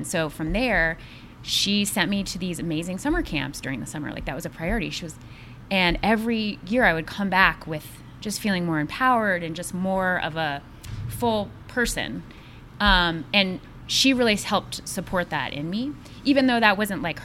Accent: Washington, District of Columbia, United States; I grew up in Washington, D.C.

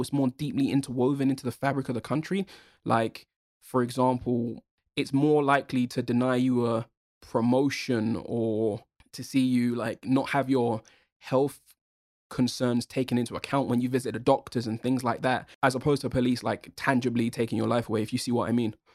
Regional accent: United Kingdom; I'm a British born Jamaican.

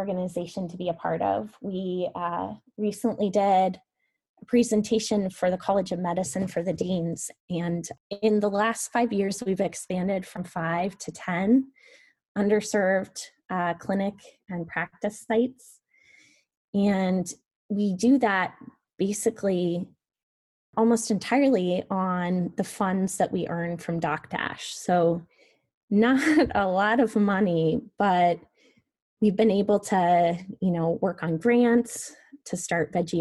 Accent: Van Meter, Iowa, United States; growing up in Van Meter

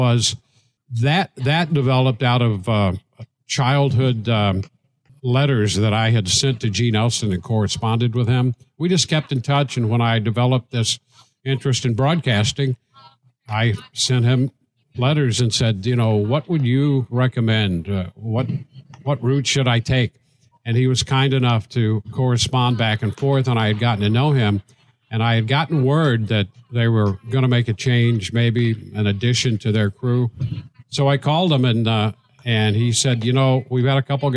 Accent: St. Louis, Missouri, United States; moved away; When I was a kid growing up in St. Louis in that area

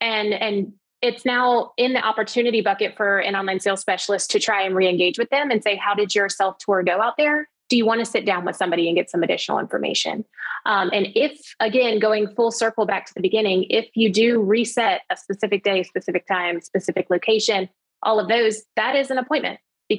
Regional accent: the South, United States; I'm from the South, so that sounds great to me.

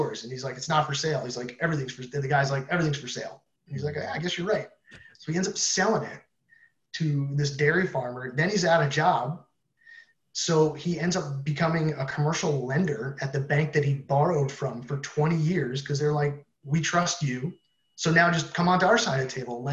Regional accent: New Jersey, United States; moved away as an adult; also born or lived in Massachusetts; I'm from New Jersey.

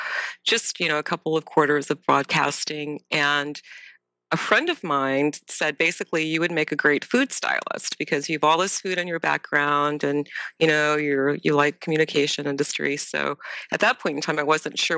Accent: Ohio, United States; also born or lived in Tennessee; I was born in Ohio

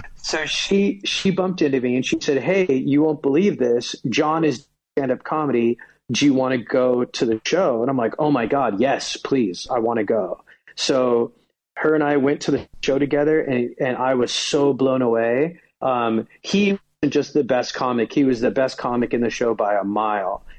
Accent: United States; also born or lived in Sweden; I went to college in Sweden, even though I'm from America

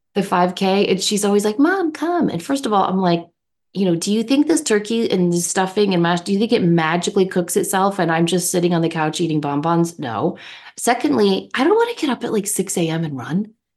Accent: United States; I'm an American

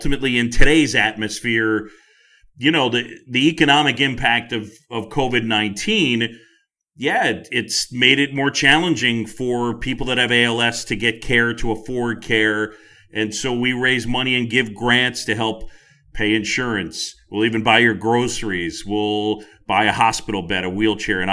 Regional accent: New York City, New York, United States; my buddy Tim Sheehy, we grew up together on Roosevelt Island

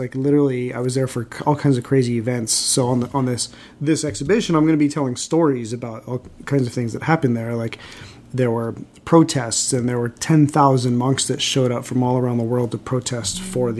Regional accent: Los Angeles, California, United States; also born or lived in Fresno, California; I spent most of my life in L.A. I was born in Central California in Fresno.

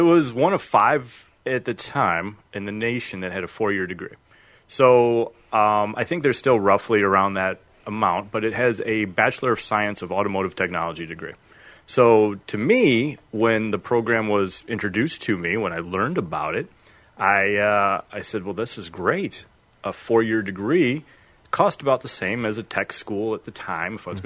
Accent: Freeport, Illinois, United States; moved away as an adult; also born or lived in Carbondale, Illinois; I grew up in Freeport, Illinois

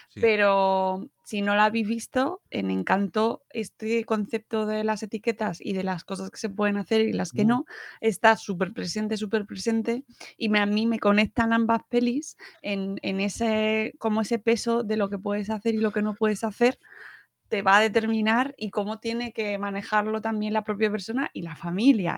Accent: Spain; la familia aquí en España, que somos muy familia nuclear

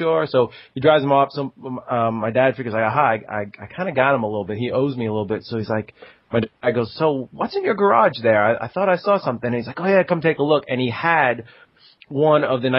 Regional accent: Long Island, New York, United States; I grew up on Long Island in New York

